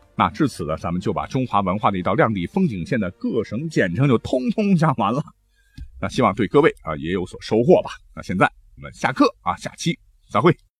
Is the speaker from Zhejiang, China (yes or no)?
no; Gansu, China; 我的家乡甘肃